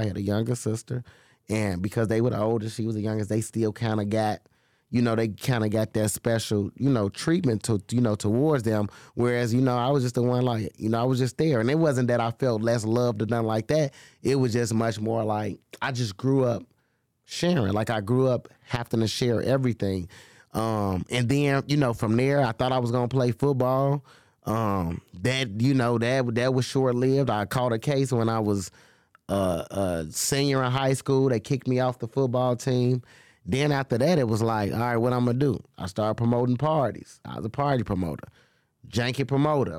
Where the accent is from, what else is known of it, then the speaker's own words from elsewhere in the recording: Chicago, Illinois, United States; I grew up in Humboldt Park. So... growing up over there, you know, that was a Hispanic community.